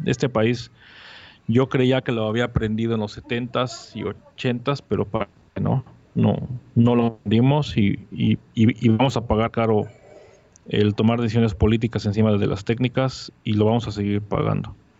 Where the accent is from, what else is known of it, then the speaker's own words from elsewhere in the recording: Mexico City, Mexico; now in Mérida, Mexico; yo soy un chilango que vivo en la ciudad de Mérida